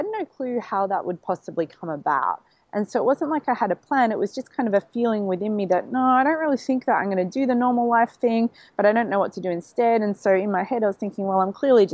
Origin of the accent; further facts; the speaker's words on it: Melbourne, Victoria, Australia; now in Gold Coast, Australia; I'm from Melbourne originally, but transplanted up to the Gold Coast